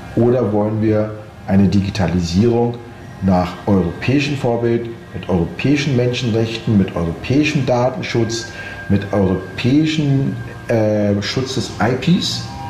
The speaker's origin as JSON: {"language": "German", "country": "Austria", "said": "jetzt sind wir beide aus Österreich"}